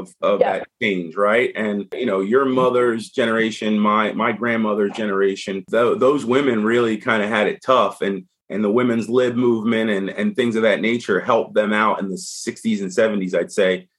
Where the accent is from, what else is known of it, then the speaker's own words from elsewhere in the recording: Delaware, United States; moved away; also born or lived in New York; I'm from Delaware